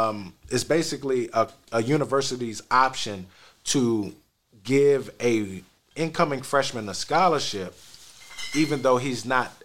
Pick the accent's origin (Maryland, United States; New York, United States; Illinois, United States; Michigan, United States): Maryland, United States; Silver Spring; And I'm coming from Silver Spring all the way down Tallahassee.